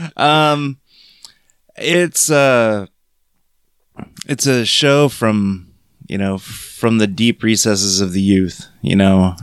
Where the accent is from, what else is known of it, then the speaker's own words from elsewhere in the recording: Crete, Nebraska, United States; me growing up in Crete, Nebraska, watching Thundercats after school